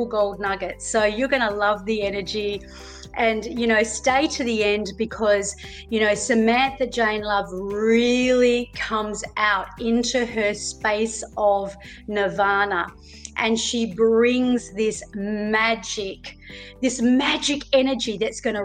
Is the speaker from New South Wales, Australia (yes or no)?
no; Melbourne, Victoria, Australia; moved away; I was born over there. I was born in Melbourne